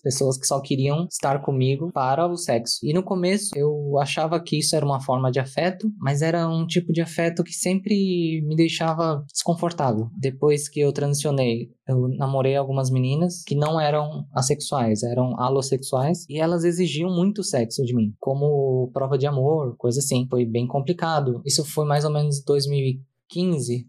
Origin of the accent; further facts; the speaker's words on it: São Paulo, Brazil; eu sou de São Paulo, capital